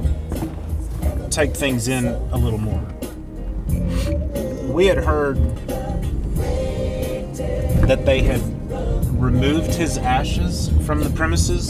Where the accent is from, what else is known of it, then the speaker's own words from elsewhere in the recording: Texas, United States; We're from Texas. We drive slower in Texas.